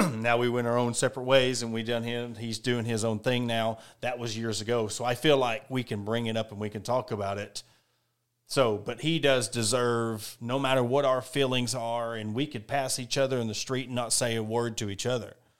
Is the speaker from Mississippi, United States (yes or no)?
no; Ozark, Arkansas, United States; born and raised in Ozark, I'm an Ozark guy.